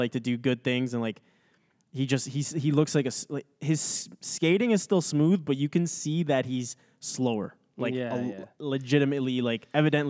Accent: Moscow, Russia; I like Moscow because it is my hometown.

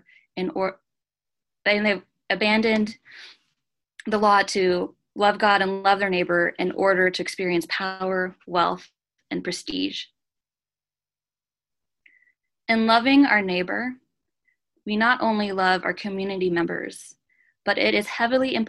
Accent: Japan; moved away as an adult; also born or lived in Canada; now in United States; I am a Canadian citizen with a Filipino mother, and I spent the first 18 years of my life in Japan. I came to America when I was 18

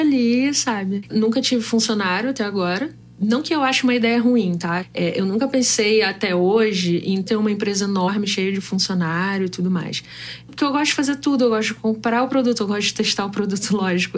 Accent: Rio de Janeiro, Brazil; sou do Rio de Janeiro

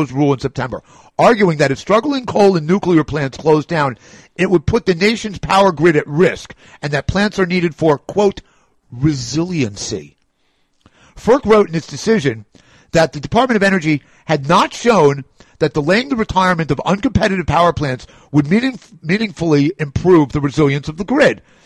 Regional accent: New York, United States; I'm a New Yorker

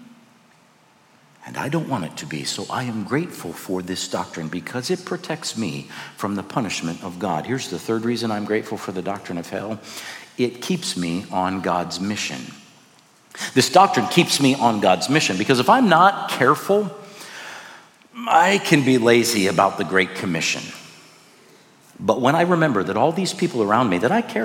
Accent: Iowa, United States; moved away as an adult; also born or lived in Joplin, Missouri; I grew up in Iowa.

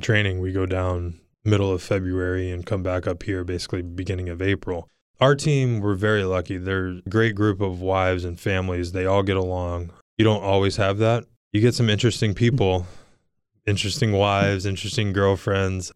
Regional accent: Virginia Beach, Virginia, United States; Growing up in Virginia Beach, going to University of Virginia, being drafted here

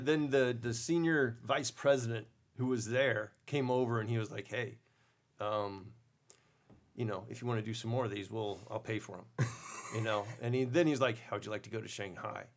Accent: Destin, Florida, United States; my my hometown of Destin

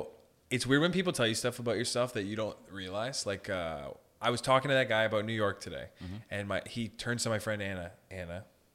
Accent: Sault Ste. Marie, Ontario, Canada; I grew up in Sault Ste. Marie.

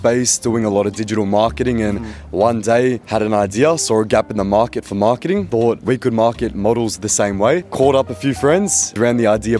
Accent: Melbourne, Victoria, Australia; moved away as an adult; now in Bali, Indonesia; I'm from Melbourne.

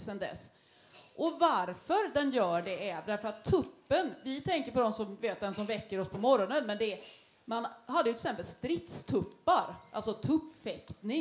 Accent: Gothenburg, Västra Götaland, Sweden; vi som göteborgare

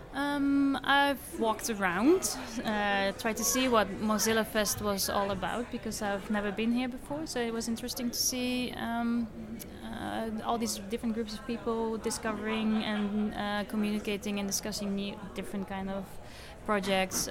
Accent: Netherlands; I'm from the Netherlands

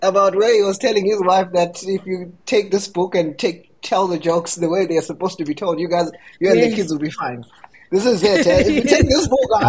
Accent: Zimbabwe; I'm from Zimbabwe.

